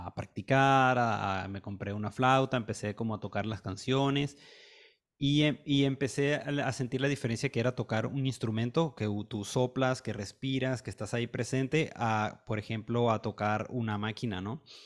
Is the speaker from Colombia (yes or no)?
no; Caracas, Capital District, Venezuela; yo soy de Venezuela, nací en Caracas